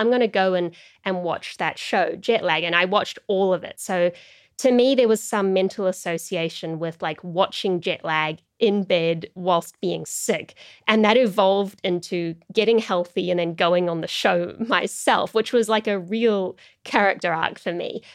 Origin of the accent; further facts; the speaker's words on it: New Zealand; I was from New Zealand and I lived in this part of the world